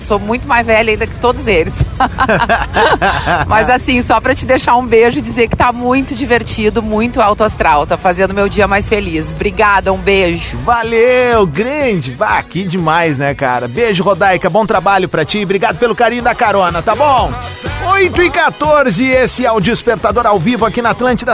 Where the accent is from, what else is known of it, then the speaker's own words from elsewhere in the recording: Viamão, Rio Grande do Sul, Brazil; minha infância em Viamão